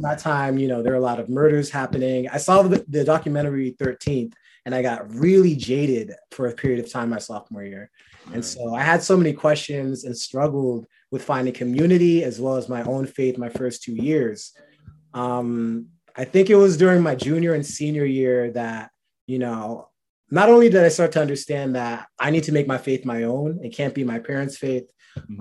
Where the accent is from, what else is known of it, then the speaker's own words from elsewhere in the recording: New Rochelle, New York, United States; also born or lived in Boston; now in Long Island, United States; I'm from New Rochelle, New York, but I went to school in Boston and now I live in Long Island.